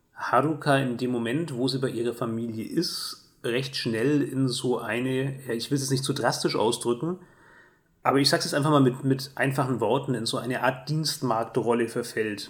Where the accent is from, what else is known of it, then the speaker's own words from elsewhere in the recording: Germany; also born or lived in Erlangen; als Deutscher